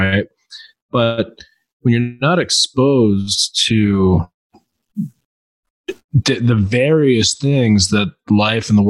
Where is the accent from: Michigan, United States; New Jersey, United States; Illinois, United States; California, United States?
Michigan, United States; moved away as an adult; also born or lived in Beijing, China; visited my family in Michigan, I ran into this lady that I grew up with.